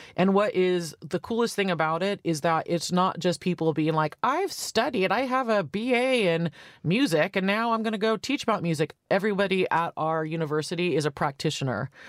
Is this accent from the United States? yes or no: yes; Santa Cruz, California, United States; also born or lived in San Francisco / New York / Los Angeles; I'm from Santa Cruz in California. I grew up with a lesbian mayor